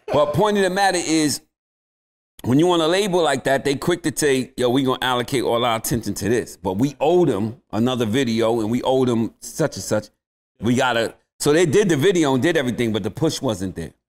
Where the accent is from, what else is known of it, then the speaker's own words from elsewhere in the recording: New York City, New York, United States; I'm from the South Bronx, man. Being from the Bronx, we at the bottom of the barrel.